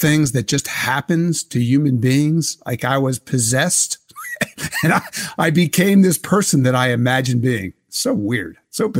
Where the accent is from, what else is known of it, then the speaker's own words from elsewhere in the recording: Philadelphia, Pennsylvania, United States; And the Philadelphia Inquirer, because I came from Philadelphia, thought, yeah, that's a good idea.